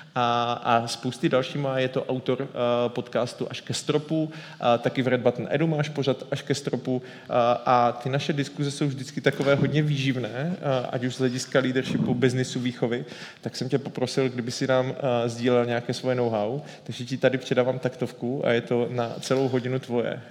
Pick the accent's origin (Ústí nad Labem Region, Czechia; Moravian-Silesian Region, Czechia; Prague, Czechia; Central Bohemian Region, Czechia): Moravian-Silesian Region, Czechia; Ostrava; jako Ostravák